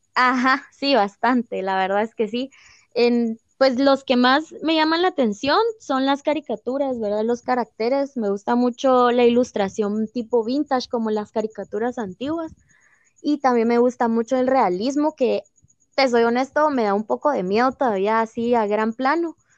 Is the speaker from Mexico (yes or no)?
no; Guatemala; todas somos guatemaltecas, eh, todas tenemos obviamente arraigada la cultura maya en nuestro corazón, ¿verdad? Porque de aquí somos